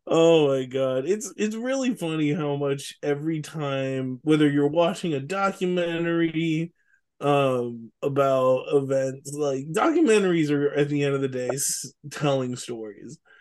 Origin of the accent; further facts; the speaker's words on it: Richmond, California, United States; you and I grew up in Richmond in the nineties